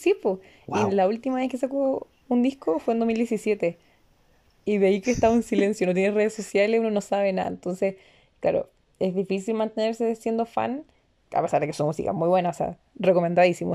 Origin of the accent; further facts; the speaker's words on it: Chile; nosotros, desde Chile